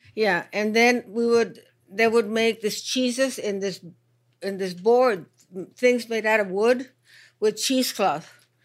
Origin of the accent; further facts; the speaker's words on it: Mexico; in Mexico